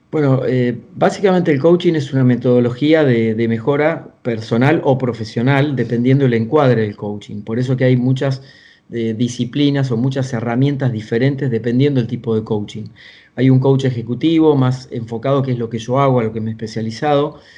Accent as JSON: {"language": "Spanish", "area": "small town in the interior of Argentina", "region": "Buenos Aires Province", "country": "Argentina", "tie": "born or raised there", "moved": "yes", "said": "vengo de una familia de origen muy humilde, del interior de Argentina, de un pueblo muy pequeño, de 8.000 habitantes, unos, unos 300 kilómetros al sur de la ciudad de Buenos Aires. Y ahí tuve que empezar a trabajar de muy chico"}